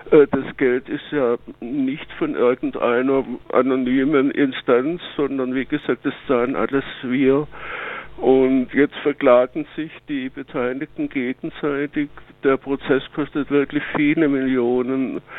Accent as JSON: {"language": "German", "region": "Baden-Württemberg", "country": "Germany", "said": "ich bin ja Schwabe, wie man sicherlich hört"}